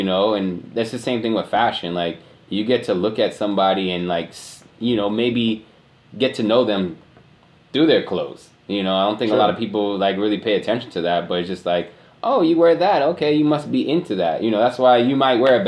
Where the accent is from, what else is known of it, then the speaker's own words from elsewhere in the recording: Miami, Florida, United States; moved away as an adult; also born or lived in Fredericksburg, Virginia; now in Woodbridge, United States; Born and raised in Miami till when I was 18, straight out of high school, moved up to Virginia